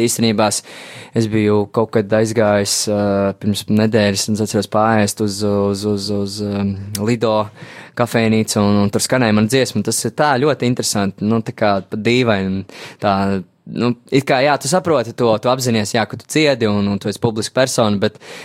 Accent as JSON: {"language": "Latvian", "town": "Ogre", "region": "Ogre Municipality", "country": "Latvia", "said": "neesmu no Latvijas, esmu no Ogres"}